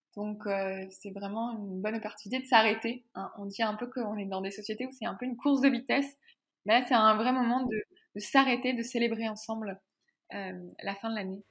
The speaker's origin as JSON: {"language": "French", "country": "France", "moved": "as an adult", "lives_now": "Quebec, Canada", "said": "je vis au Québec, mais je suis française"}